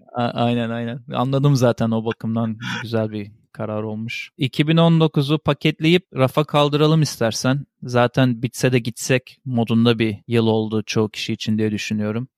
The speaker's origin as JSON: {"language": "Turkish", "country": "Turkey", "said": "bir Türk olarak"}